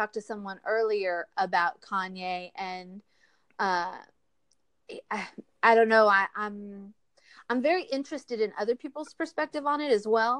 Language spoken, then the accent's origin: English; Houston, Texas, United States; I'm from Texas